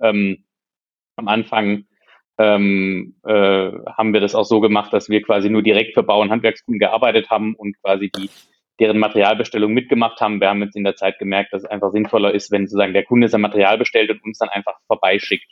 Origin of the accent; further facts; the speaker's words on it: Hohenlohe, Baden-Württemberg, Germany; moved away as an adult; ich komme aus der Region ähm, Hohenlohe